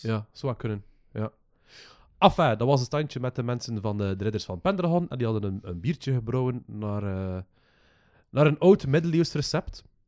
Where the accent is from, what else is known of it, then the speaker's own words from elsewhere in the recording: West Flanders, Belgium; als West-Vlaming